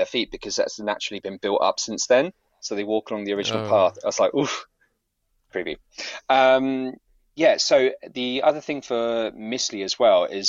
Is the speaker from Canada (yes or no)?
no; near Manningtree, Essex, East of England, United Kingdom; through Manningtree back to my hometown